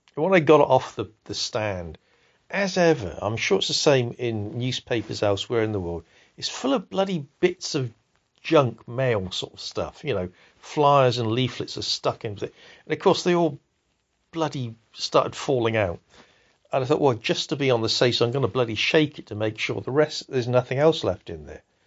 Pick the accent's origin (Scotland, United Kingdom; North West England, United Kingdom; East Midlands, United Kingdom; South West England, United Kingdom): South West England, United Kingdom; Salisbury; I grew up in Salisbury, which is a provincial town in a rural area.